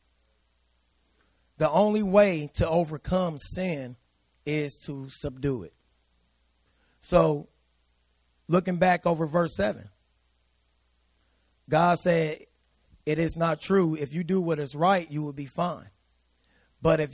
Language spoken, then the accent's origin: English; United States; we're American